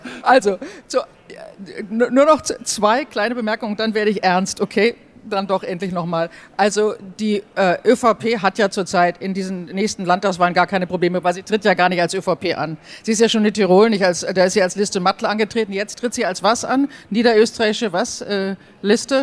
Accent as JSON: {"language": "German", "country": "Germany", "moved": "yes", "lives_now": "Austria", "said": "als Deutsche"}